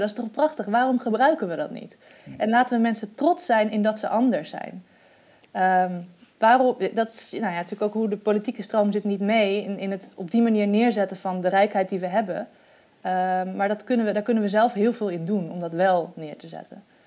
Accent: Netherlands; moved away as an adult; also born or lived in Egypt

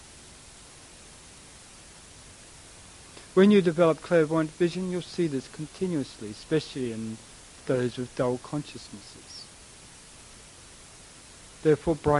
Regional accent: Australia; moved away; I am a bit of a mixture, but I come from Australia originally

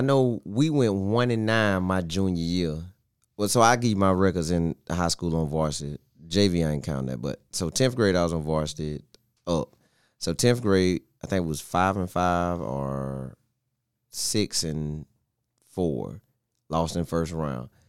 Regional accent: Bartow, Florida, United States; I'm from Bartow. Went to Bartow High School in ninety-eight through oh two

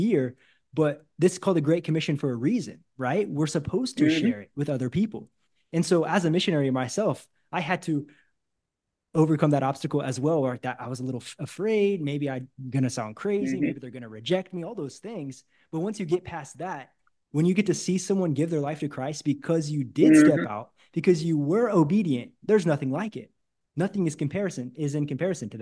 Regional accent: Missouri, United States; that's the kind of city I grew up in Missouri as well

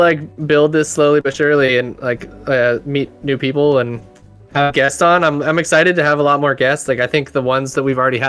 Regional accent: Humboldt County, California, United States; my hometown of Humboldt County up here.

